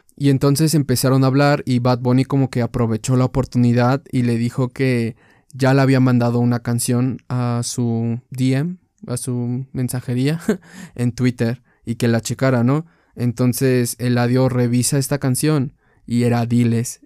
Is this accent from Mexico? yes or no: yes; Mexico; soy de México